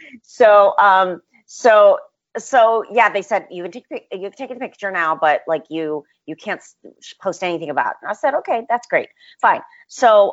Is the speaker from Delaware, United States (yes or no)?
no; Western Massachusetts, United States; I grew up in Western Massachusetts